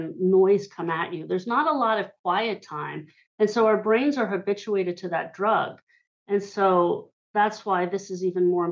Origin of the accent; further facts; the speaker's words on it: Hershey, Pennsylvania, United States; I grew up in Hershey, Pennsylvania